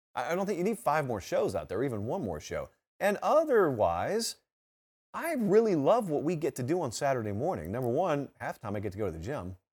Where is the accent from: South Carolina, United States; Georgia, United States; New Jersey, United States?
Georgia, United States; I grew up in Georgia. I'm from Georgia, so I've been around the program my whole life